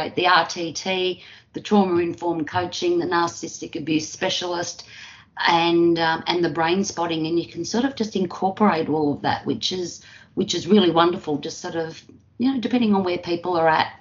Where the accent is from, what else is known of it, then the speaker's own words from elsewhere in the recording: Australia; also born or lived in Melbourne, Victoria; I'm from Australia. I live just outside of Melbourne, Victoria, Australia.